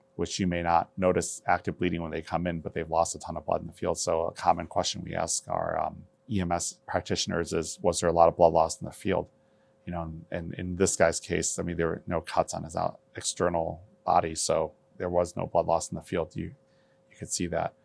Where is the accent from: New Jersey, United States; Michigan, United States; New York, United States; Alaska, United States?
Michigan, United States; also born or lived in Taiwan; I grew up in Michigan, um, I immigrated to the United States in nineteen seventy-nine from the island of Taiwan